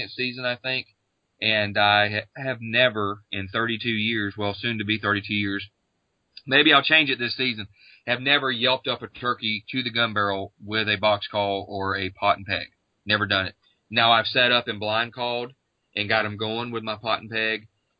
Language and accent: English; Florida, United States; my home state of Florida